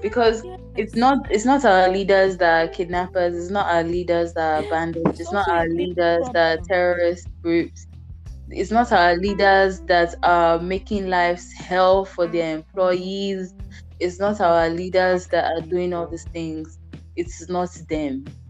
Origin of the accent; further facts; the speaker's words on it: Nigeria; moved away; I'm Nigerian, yeah.